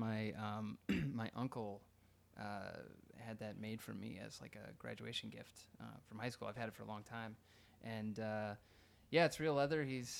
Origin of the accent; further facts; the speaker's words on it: Oconomowoc, Wisconsin, United States; moved away as an adult; now in Nashville, United States; I'm originally from, well, I say Milwaukee, but I'm from Oconomowoc, but no one knows where that is or how to say that.